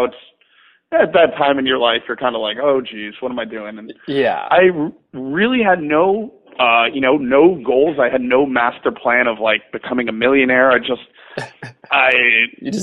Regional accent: New Windsor, New York, United States; I was born and raised in upstate New York, a town called New Windsor.

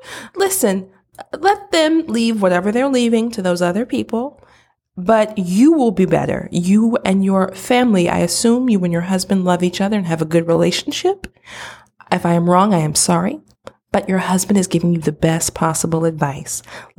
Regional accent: Midwest, United States; I'm from the Midwest. Don't judge me.

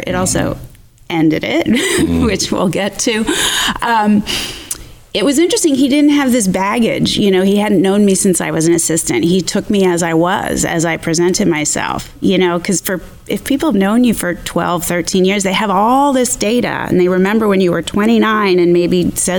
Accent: Philadelphia, Pennsylvania, United States; I'm from Philadelphia.

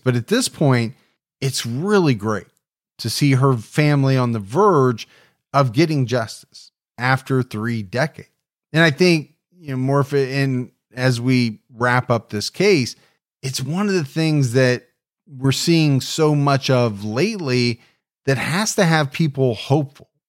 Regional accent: Ohio, United States; my home state of Ohio

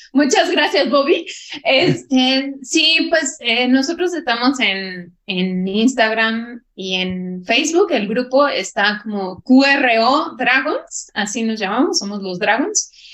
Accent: Mexico

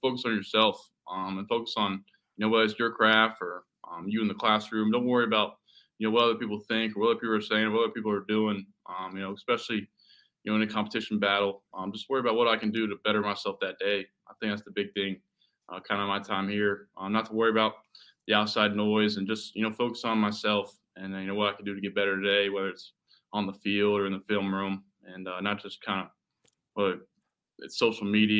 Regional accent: North Carolina, United States; my home state. This is obviously, what I grew up

